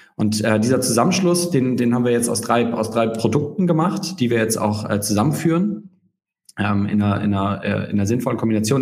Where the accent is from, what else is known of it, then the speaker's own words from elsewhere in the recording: Hamburg, Germany; ich ähm, bin Hamburger